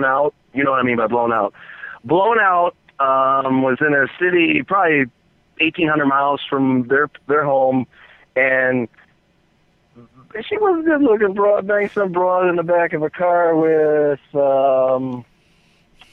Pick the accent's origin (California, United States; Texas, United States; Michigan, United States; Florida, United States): Michigan, United States; Detroit; also born or lived in Los Angeles / Flint; I was born and raised in Detroit